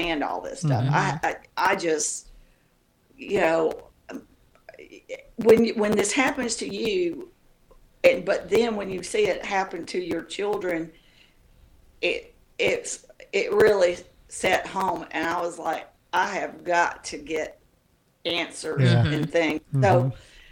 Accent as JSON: {"language": "English", "region": "Tennessee", "country": "United States", "tie": "born or raised there", "also_born_or_lived": "Mississippi / Australia / Hawaii / Georgia", "moved": "yes", "said": "I grew up in Tennessee"}